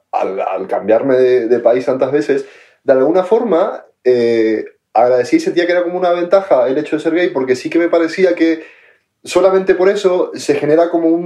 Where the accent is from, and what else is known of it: Argentina; moved away